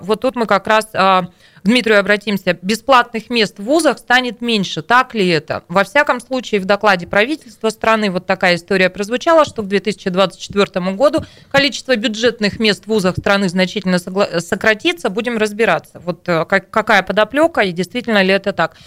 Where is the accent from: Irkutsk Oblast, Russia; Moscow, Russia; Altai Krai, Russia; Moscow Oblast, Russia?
Irkutsk Oblast, Russia; Tayshet District; Это Тайшетский, моя малая родина